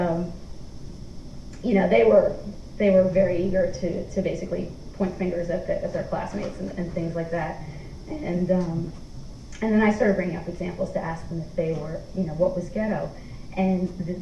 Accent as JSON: {"language": "English", "town": "New York City", "region": "New York", "country": "United States", "tie": "born or raised there", "also_born_or_lived": "Bed-Stuy, Brooklyn", "said": "I'm from New York City. I grew up in a tiny row old flat apartment in a tenement building in Lower Manhattan"}